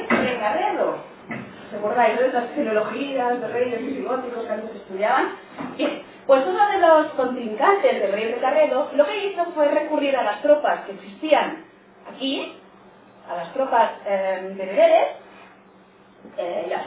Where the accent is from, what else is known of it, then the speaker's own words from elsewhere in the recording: Catalonia, Spain; yo como soy catalana